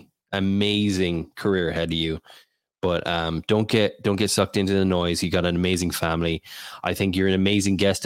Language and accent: English; Ireland; I'm Irish